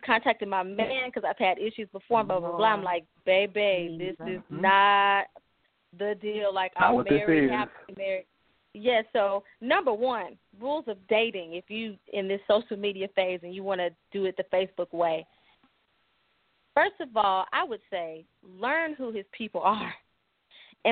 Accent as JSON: {"language": "English", "town": "East St. Louis", "region": "Illinois", "country": "United States", "tie": "born or raised there", "also_born_or_lived": "Denver, Colorado", "moved": "yes", "lives_now": "Wichita, United States", "said": "my hometown of East St. Louis"}